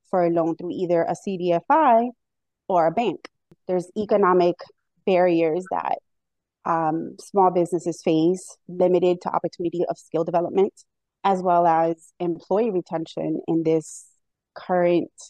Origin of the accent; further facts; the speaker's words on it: Miami, Florida, United States; moved away as an adult; now in Hartford, United States; I actually moved to Connecticut about 17 years ago from Miami, Florida.